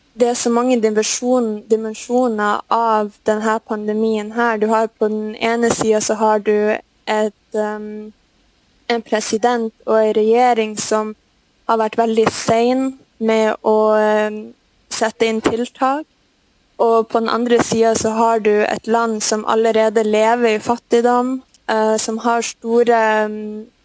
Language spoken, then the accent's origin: Norwegian; Norway; moved away as an adult; now in Brazil; vi gjør hjemme i Norge